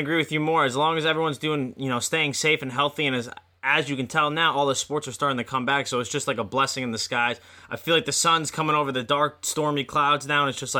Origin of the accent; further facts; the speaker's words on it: Pelham, New York, United States; we're from Pelham.